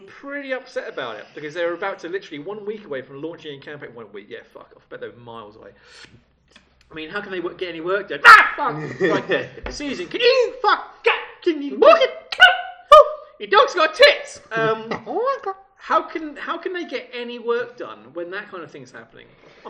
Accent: United Kingdom; As British people, are we too conservative in the comedy world?

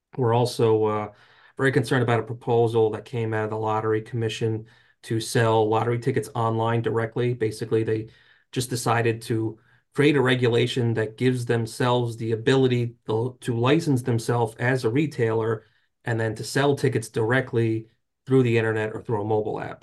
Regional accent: New Jersey, United States; I grew up in North Jersey, so until Uh, I was, like, twenty years old

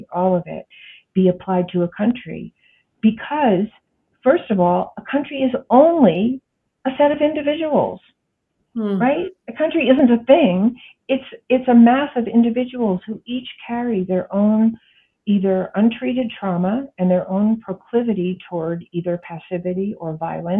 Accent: United States; I am an American

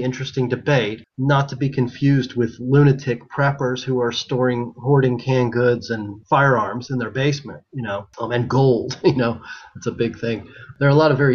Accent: Kentucky, United States; I grew up in Kentucky where we have horse racing.

